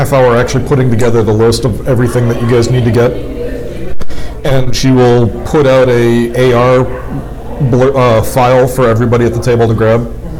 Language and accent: English; Boston, Massachusetts, United States; I'm from Boston.